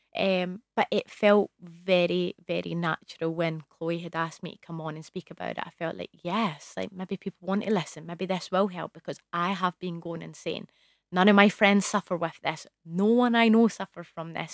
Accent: Scotland, United Kingdom; I'm from Scotland

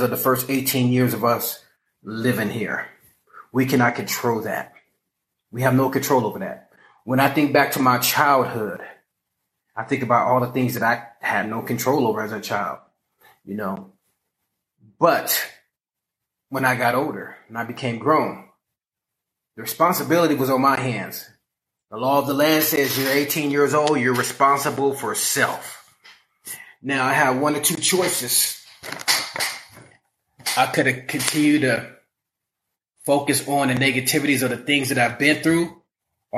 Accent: Los Angeles, California, United States; I'm from South Central

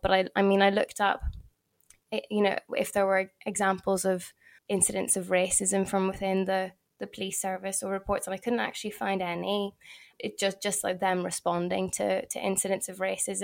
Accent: Belfast, Northern Ireland, United Kingdom; because I'm from Belfast

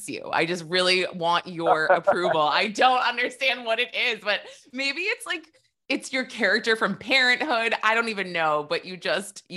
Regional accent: New York City, New York, United States; I'm a New Yorker

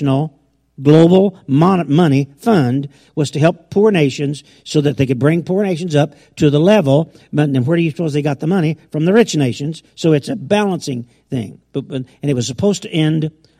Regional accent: United States; I was raised in America

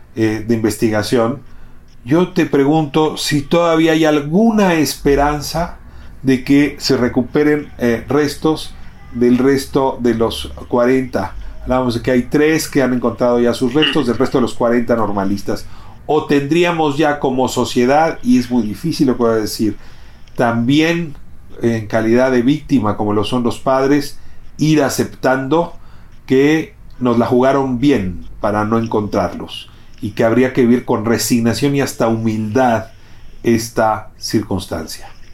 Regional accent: Mexico; como mexicano

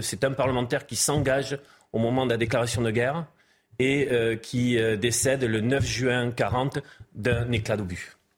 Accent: Gironde, Nouvelle-Aquitaine, France; je suis originaire de la Gironde

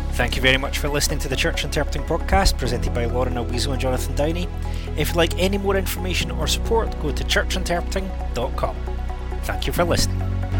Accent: Scotland, United Kingdom; I am Scottish

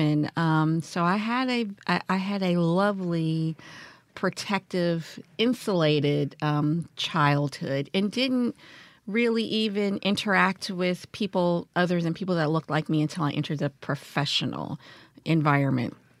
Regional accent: Washington, District of Columbia, United States; now in Jackson, United States; I grew up in Washington, D C, um, during, I would say, the era of Marion Barrie

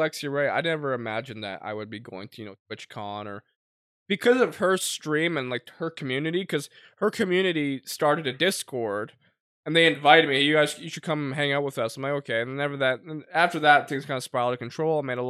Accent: Canada; sure, we're the Canadian Sidemen, but like, I don't care.

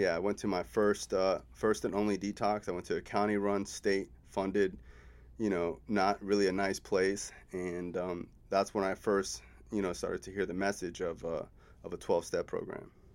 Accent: South Florida, United States; also born or lived in Cooper City, Florida / Davie, Florida; I'm born and raised in South Florida

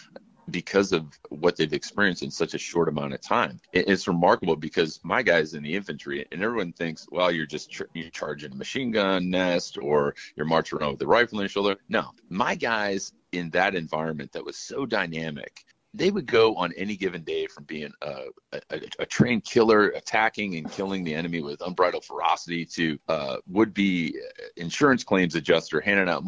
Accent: Chicago, Illinois, United States; I'm from Chicago

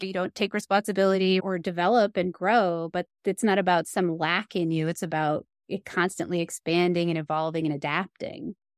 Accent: East Coast, United States; now in Colorado, United States; I grew up on the East Coast

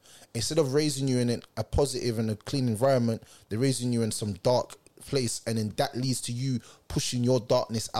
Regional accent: London, United Kingdom; I'm from South

